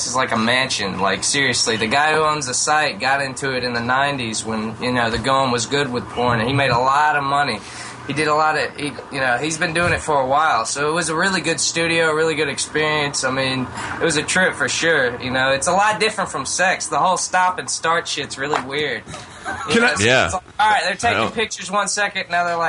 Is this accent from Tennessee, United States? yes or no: yes; Tennessee, United States; From Tennessee.